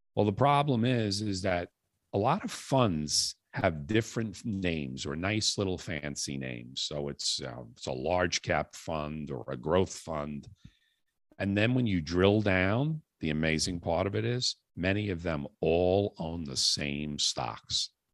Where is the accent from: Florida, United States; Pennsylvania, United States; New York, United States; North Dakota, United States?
New York, United States; New York City; moved away as an adult; now in Long Island, United States; I was uh, born and raised in the Bronx, New York, moved out to Long Island uh, probably about 30 some odd years ago